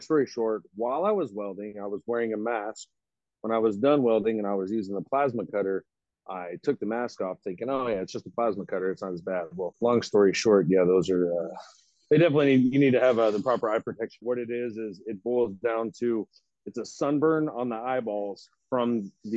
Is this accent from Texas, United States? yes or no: yes; Fort Worth, Texas, United States; also born or lived in North Richland Hills, Texas / Keller, Texas / Mabank, Texas; I'm actually from Fort Worth